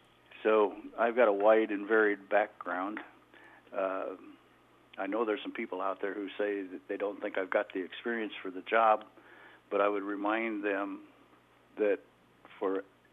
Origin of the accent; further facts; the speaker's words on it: Clarinda, Iowa, United States; I was born and raised in Page County, graduated from Clarinda High School, pursued a college degree at Northwest Missouri State University